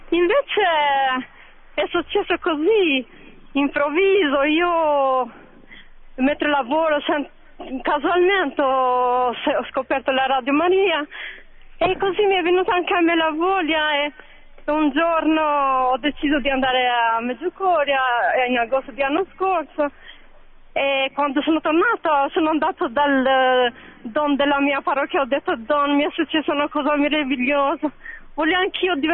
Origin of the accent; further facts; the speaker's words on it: Tirana, Tirana County, Albania; Italian is a second language; now in Bologna, Italy; Io sono una signora straniera, vengo da Albania, da Tirana. Sono da 11 anni qui a Bologna